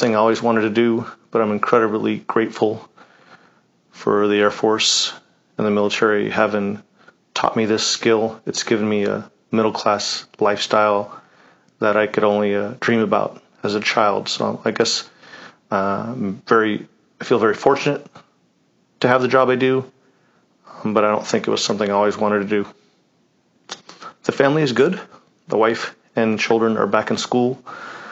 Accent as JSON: {"language": "English", "town": "Independence", "region": "Oregon", "country": "United States", "tie": "born or raised there", "moved": "yes", "lives_now": "Freeport, United States", "said": "I grew up in Independence, Oregon, a nice small town."}